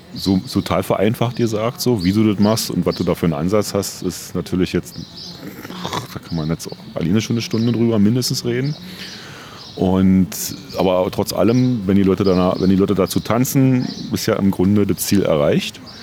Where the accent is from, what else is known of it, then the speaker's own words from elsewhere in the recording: Berlin, Germany; ich komme aus Ostberlin